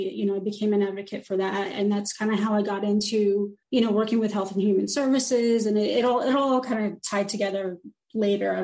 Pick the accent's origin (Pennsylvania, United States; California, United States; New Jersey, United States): New Jersey, United States; now in North Carolina, United States; I'm from New Jersey. I live in North Carolina